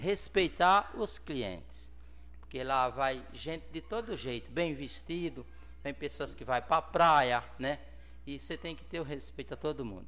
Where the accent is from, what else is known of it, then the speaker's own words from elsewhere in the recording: Pinhão, Sergipe, Brazil; moved away as an adult; now in Santos, Brazil; eu nasci em Sergipe, uma cidade chamada Pinhão, pouco mais de 7 mil habitantes